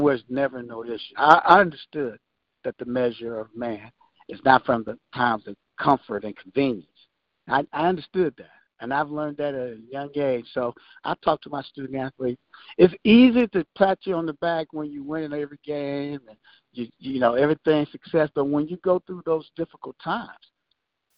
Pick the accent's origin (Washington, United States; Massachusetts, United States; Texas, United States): Texas, United States; Prairie View; my hometown where I grew up